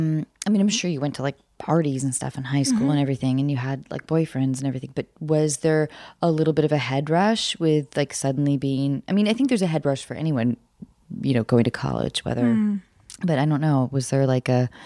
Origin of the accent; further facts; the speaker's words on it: Seattle, Washington, United States; moved away as an adult; now in Hollywood, United States; I grew up in Seattle.